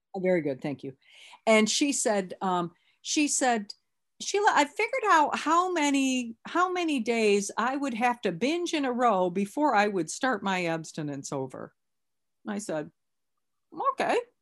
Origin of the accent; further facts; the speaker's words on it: Lansing, Michigan, United States; I'm from Lansing